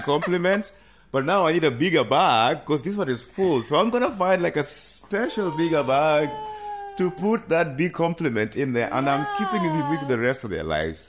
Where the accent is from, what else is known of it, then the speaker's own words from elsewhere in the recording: Kenya; moved away as an adult; also born or lived in Nairobi / United Kingdom; now in Amsterdam, Netherlands; growing up in coast